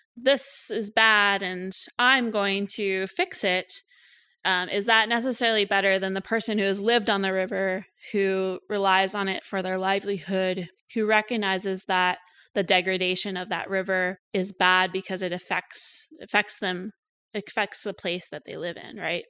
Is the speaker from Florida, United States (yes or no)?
no; Cooksburg, Pennsylvania, United States; moved away as an adult; also born or lived in Saskatchewan, Canada; now in Canada; So I'm American originally. I grew up in rural Western Pennsylvania in Cooksburg, Pennsylvania